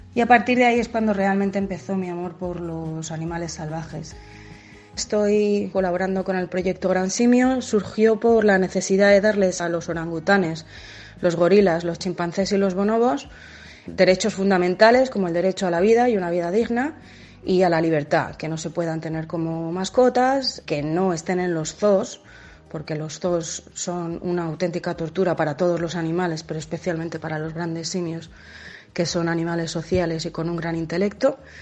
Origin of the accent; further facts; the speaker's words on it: Madrid, Community of Madrid, Spain; moved away as an adult; also born or lived in Mozambique; Yo crecí en Madrid